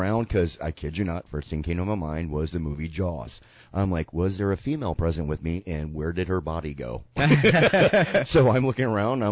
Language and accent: English; Sarasota, Florida, United States; I woke up on Siesta Key Beach in Sarasota, my hometown.